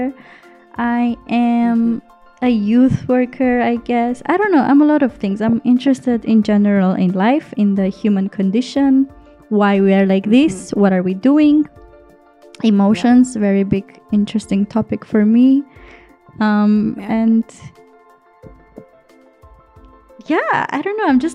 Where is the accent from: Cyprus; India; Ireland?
Cyprus; I am from Cyprus. Yes, I'm an Armenian in Cyprus